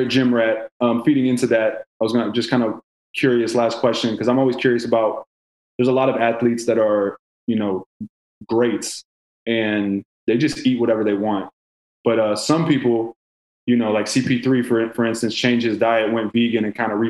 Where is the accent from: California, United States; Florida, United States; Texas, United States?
Texas, United States; Houston; I'm from Houston.